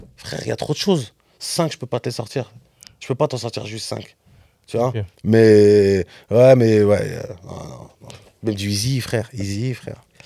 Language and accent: French; Rennes, Brittany, France; moi je suis de la West Coast aussi. Hein. Rennes, c'est la West Coast.